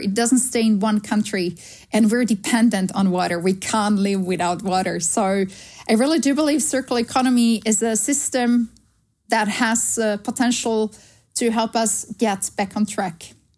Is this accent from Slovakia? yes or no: yes; Slovakia; English is a second language; moved away as an adult; also born or lived in Sweden; now in Amsterdam, Netherlands; I grew up in Slovakia, so country that has abundance of beautiful, wonderful, clear nature